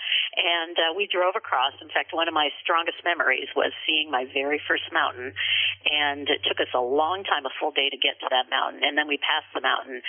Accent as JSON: {"language": "English", "region": "Southern California", "country": "United States", "tie": "born or raised there", "also_born_or_lived": "West Des Moines, Iowa / Santa Barbara, California", "moved": "as an adult", "lives_now": "Seattle, United States", "said": "So we moved to Southern California where we lived until I went to college"}